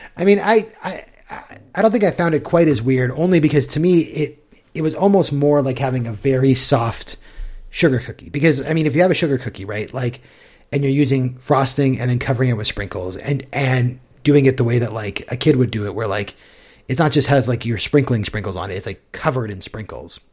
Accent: United States; as an American

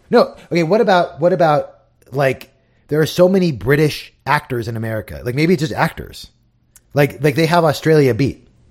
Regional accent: United States; as an American fan

